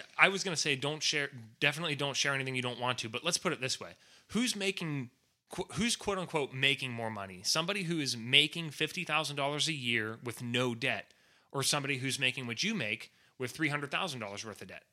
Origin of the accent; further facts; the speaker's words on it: United States; I'm an American.